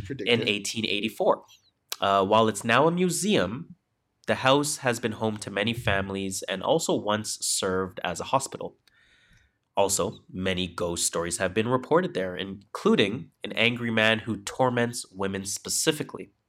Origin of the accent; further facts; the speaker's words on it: Canada; The Crown is a UK show, I'm Canadian.